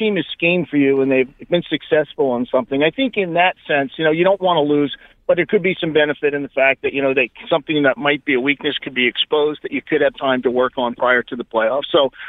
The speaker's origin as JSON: {"language": "English", "town": "Sewell", "region": "New Jersey", "country": "United States", "said": "I'm from Sewell, New Jersey."}